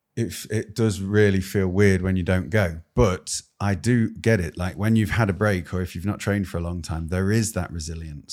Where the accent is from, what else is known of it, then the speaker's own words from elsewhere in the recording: United Kingdom; As a Brit